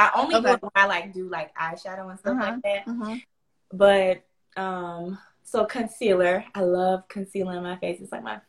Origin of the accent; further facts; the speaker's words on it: Pensacola, Florida, United States; accent: Southern; I'm from Florida, Pensacola, Florida.